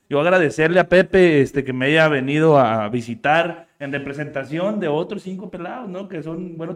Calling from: San Luis Río Colorado, Sonora, Mexico; Acá lo estamos escuchando en San Luis Río

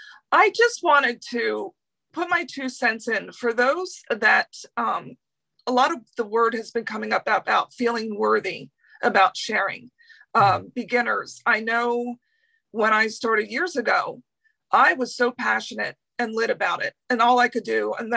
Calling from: Clermont, Florida, United States; I'm calling from Claremont, Florida.

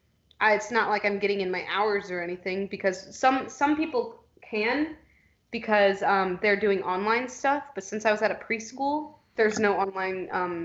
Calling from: Indianapolis, Indiana, United States; I'm Skyping from Indianapolis, Indiana. I am not home with my family, although they want to drag me back.

